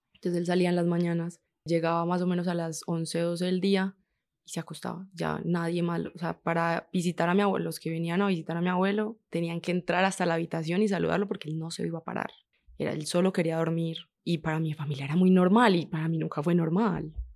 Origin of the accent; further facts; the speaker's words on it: Medellín, Antioquia, Colombia; Yo soy de Medellín, de San Javier y la América